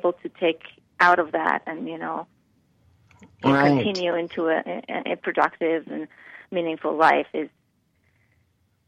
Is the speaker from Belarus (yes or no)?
no; Tehran, Tehran Province, Iran; now in Canada; I was born in Tehran, which is in Iran.